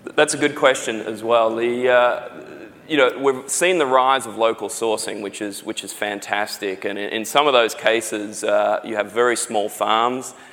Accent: Australia; accent: Australian; now in San Diego, United States; from my accent, you can probably tell I'm Australian.

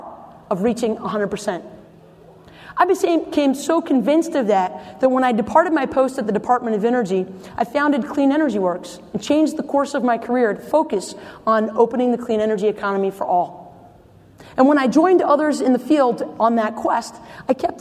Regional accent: North Carolina, United States; In my home state of North Carolina

